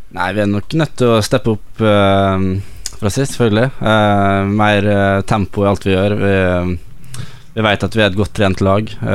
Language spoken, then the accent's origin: Norwegian; Møre og Romsdal, Norway; moved away; also born or lived in Molde; jeg er jo fra Romsdalen, så jeg er jo vant til ja. fjord og fjell